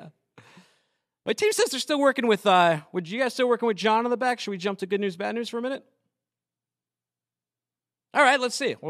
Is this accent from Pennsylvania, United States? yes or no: no; Massachusetts, United States; I am from Massachusetts myself, and I grew up looking at those New England Motor Freight trucks.